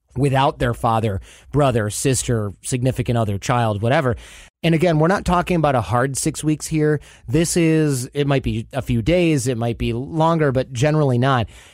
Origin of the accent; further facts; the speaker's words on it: Michigan, United States; I grew up in Michigan